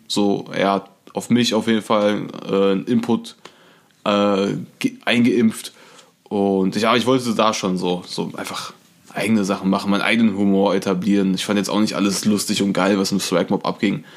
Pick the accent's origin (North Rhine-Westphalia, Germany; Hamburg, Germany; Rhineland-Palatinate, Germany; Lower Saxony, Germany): North Rhine-Westphalia, Germany; Issum; Ich komme ja aus Issum. Issumistan? Issumistan, genau. Und äh, ist an der holländischen Grenze.